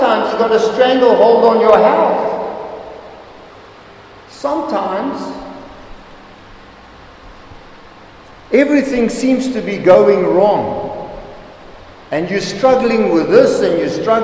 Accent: Zimbabwe; moved away as an adult; also born or lived in Namibia / Hillbrow, Johannesburg, South Africa; I come from Zimbabwe. Zimbabwe is a beautiful country

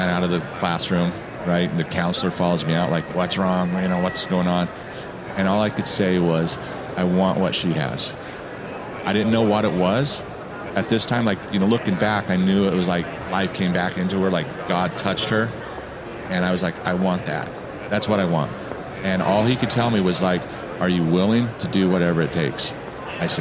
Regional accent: Southern Colorado, United States; also born or lived in Denver, Colorado; I grew up in Southern Colorado. So I was about 5 hours away from the big city, right? I grew up small town, 700 people

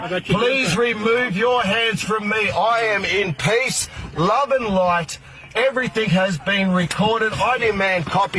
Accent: Australia; I am an Australian man standing.

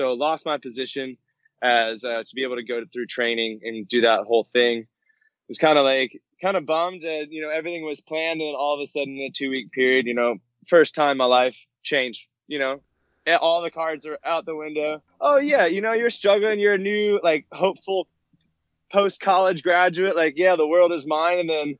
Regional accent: Sarasota, Florida, United States; Born and raised Sarasota.

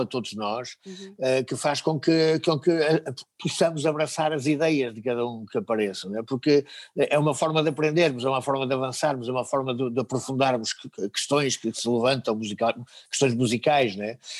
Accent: Portugal; Nós somos portugueses, eh, o português é a língua que utilizamos

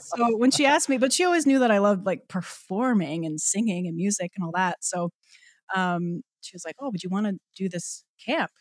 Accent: Newfoundland and Labrador, Canada; moved away as an adult; I'm, I'm from Newfoundland, so I was born and raised there. Um, so yeah, spent the first eighteen years of my life in, um, well, on the island

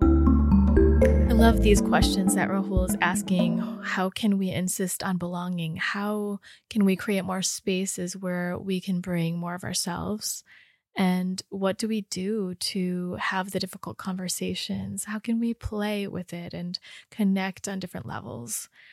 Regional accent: Rochester, Michigan, United States; I grew up in Rochester

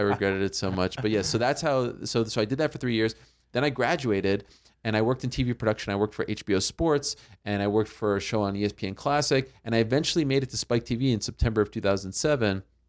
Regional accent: Montreal, Quebec, Canada; I grew up in Montreal

